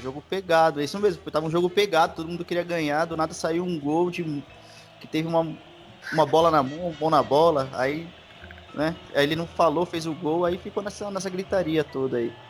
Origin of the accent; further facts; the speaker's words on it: Brazil; Sou filho de chileno, sou brasileiro